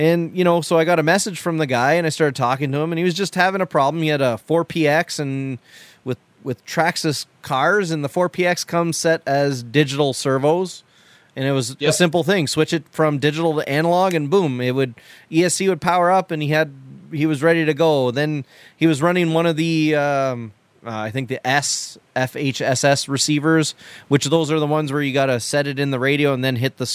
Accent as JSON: {"language": "English", "country": "Canada", "said": "I'm Canadian"}